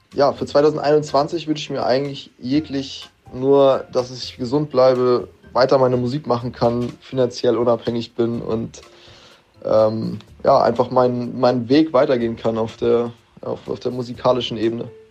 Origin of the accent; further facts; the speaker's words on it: Kiel, Schleswig-Holstein, Germany; Ich komme aus Kiel und bin 20 Jahre alt